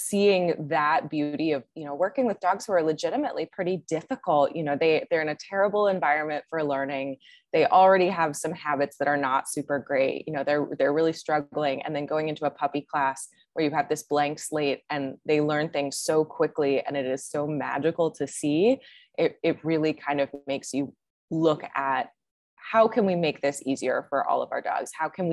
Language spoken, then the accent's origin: English; Maryland, United States; now in Austin, United States; Yeah, born and raised in Maryland